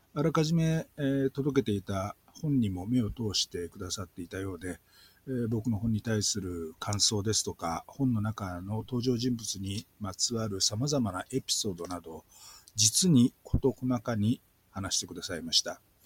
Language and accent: Japanese; Kobe, Hyogo, Japan; accent: Kobe dialect; now in Taipei, Taiwan; 僕を含む多くの神戸出身者